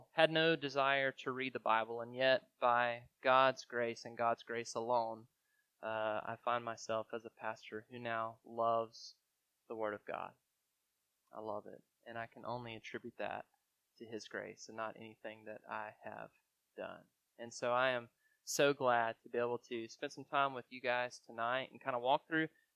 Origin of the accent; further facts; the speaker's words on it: Greensboro, Alabama, United States; I'm originally from Greensboro, Alabama